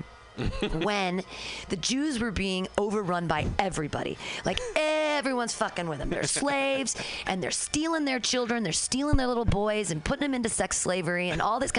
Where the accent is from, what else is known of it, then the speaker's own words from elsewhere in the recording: Danville, California, United States; I grew up in Danville